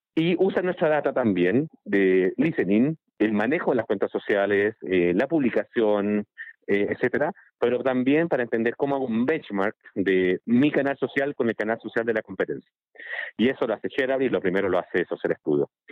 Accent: Chile; yo soy de Chile

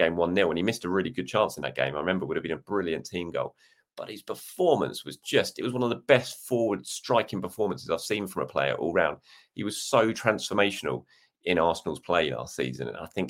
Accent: South Africa; I'm South African, so my answer is obvious.

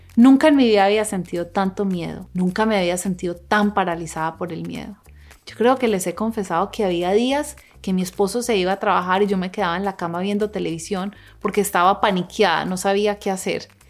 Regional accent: Colombia; now in Los Angeles, United States; Yo crecí en una familia en Colombia y ahora vivo en una ciudad que se llama Los Ángeles

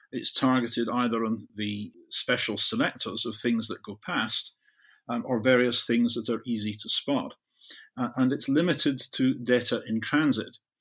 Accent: the west of Scotland, United Kingdom; I grew up in Zurich in the west of Scotland, where I could see a U S Polaris submarine base a couple of miles away out of my bedroom window.

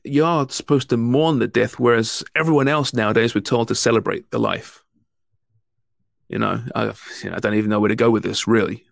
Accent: England, United Kingdom; now in Canada; I'm English

